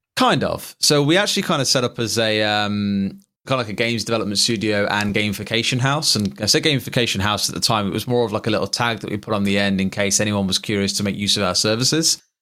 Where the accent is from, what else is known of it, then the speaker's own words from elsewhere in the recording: Tamworth, West Midlands, United Kingdom; my hometown of Tamworth